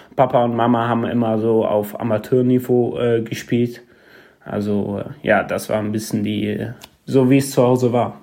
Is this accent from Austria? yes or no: no; Arnhem, Gelderland, Netherlands; German is a second language; moved away as an adult; also born or lived in Sittard; now in Germany; Ich komme selber aus Arnhem. Es ist ein Platz, ein Stadt in der, in der Nähe von Oberhause, näher an der Grenze. Ähm, ja, da, da bin ich groß geworden, bin da geboren